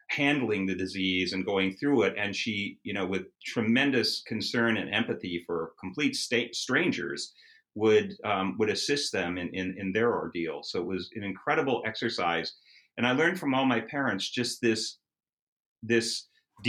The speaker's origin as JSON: {"language": "English", "town": "Edina", "region": "Minnesota", "country": "United States", "tie": "born or raised there", "moved": "as an adult", "said": "I grew up in Edina, Minnesota, which is a suburb of Minneapolis"}